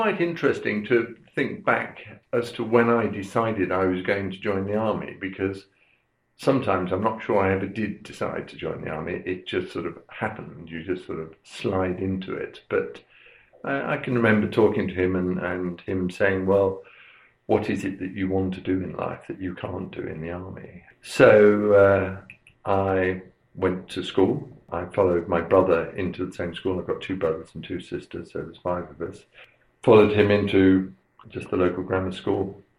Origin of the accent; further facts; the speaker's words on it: Aldershot, South East England, United Kingdom; born there; So I was born in Aldershot in 1951, because my father was in the army. I was born in the Louise Margaret Hospital.